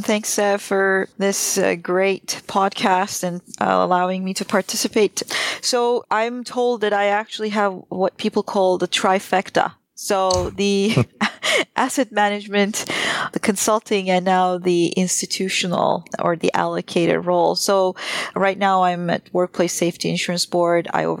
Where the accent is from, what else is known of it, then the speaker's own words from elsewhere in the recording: Turkey; moved away as an adult; I started out my career as actually a trader in Turkey. I grew up in Turkey and I was a currency and bond trader.